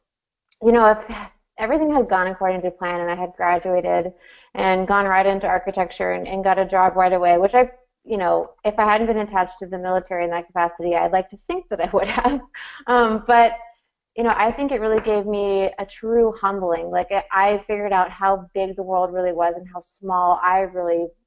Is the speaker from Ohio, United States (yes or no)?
no; Tucker, Georgia, United States; I grew up just outside of Atlanta in Tucker, Georgia